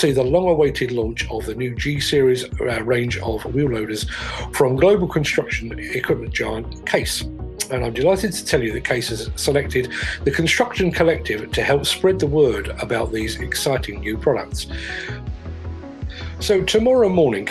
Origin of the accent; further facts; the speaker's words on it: England, United Kingdom; being English